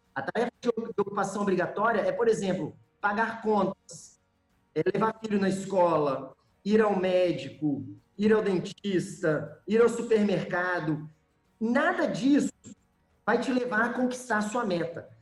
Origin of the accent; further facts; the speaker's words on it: Espírito Santo, Brazil; also born or lived in João Monlevade, Minas Gerais, Brazil; Eu moro no Espírito Santo hoje, mas sou mineiro de João Molevade. Apesar de morar aqui no Espírito Santo já desde os sete anos de idade